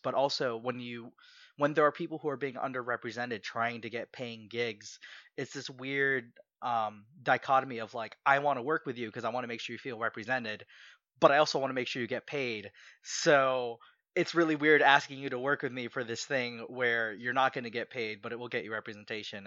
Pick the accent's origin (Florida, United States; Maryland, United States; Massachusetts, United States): Maryland, United States; Southern; also born or lived in Philippines; I grew up, I grew up in Southern Maryland